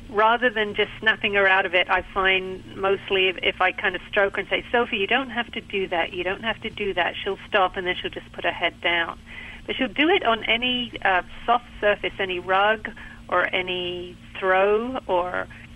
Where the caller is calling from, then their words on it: Pinehurst, North Carolina, United States; I'm calling from Pinehurst in North Carolina.